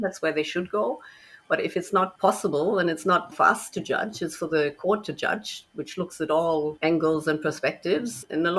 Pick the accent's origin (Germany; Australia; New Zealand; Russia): Germany; moved away; also born or lived in United States; So I'm already an expat child. I'm originally from Germany, but my father was an engineer, so we moved quite a bit.